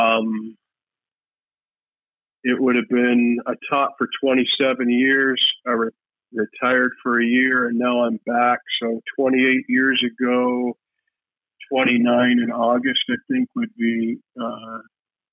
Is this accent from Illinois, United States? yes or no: no; Ohio, United States; moved away as an adult; also born or lived in Fairbanks, Alaska / Kipnuk, Alaska; now in Bethel, United States; I'm originally from Ohio. I went to Fairbanks. I went to UAF in 1988